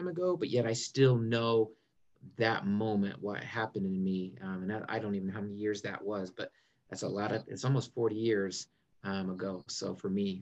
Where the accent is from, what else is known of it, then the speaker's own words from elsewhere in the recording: Marion, Indiana, United States; moved away as an adult; now in South Carolina, United States; I grew up in Marion, Indiana, small town